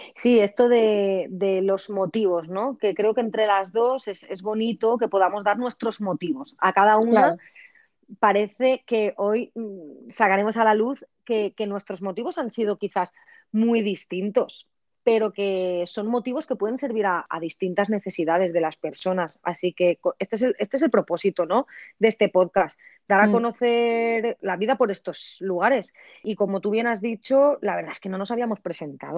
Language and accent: Spanish; a village near Valencia, Valencian Community, Spain; yo soy de este pueblo de toda mi vida. Es mi pueblo natal, natal, dentro de que el hospital donde nací estaba en la ciudad de Valencia